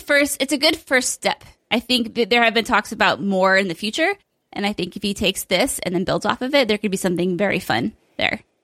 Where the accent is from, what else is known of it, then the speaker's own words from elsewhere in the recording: United Kingdom; as I do as Brit